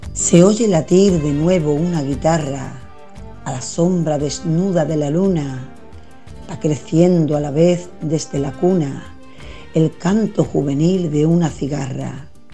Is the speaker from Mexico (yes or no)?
no; San Fernando, Andalusia, Spain; soy de San Fernando, Cádiz